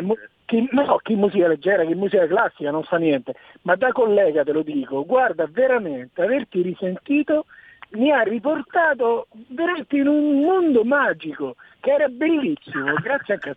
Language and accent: Italian; Rome, Lazio, Italy; now in Marsala, Italy; io sono di Roma